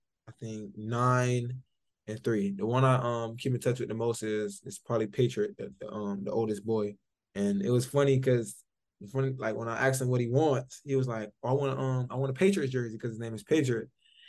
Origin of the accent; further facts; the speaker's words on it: Miami, Florida, United States; In Liberty City.